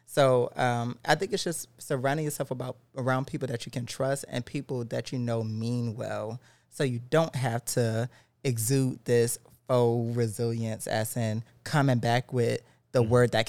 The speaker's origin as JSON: {"language": "English", "region": "the South", "country": "United States", "tie": "born or raised there", "said": "I grew up in the South."}